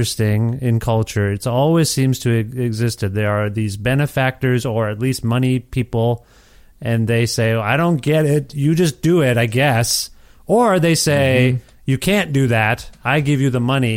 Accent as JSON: {"language": "English", "region": "Ontario", "country": "Canada", "tie": "born or raised there", "also_born_or_lived": "Alberta", "moved": "as an adult", "lives_now": "Edmonton, Canada", "said": "as a Canadian, growing up here, we didn't have the Howard Stern show."}